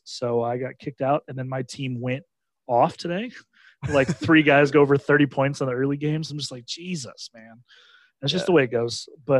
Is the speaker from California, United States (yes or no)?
yes; Banning, California, United States; I was born and raised in Banning, California, which is not where Tony was born and raised, but it's where he went to high school.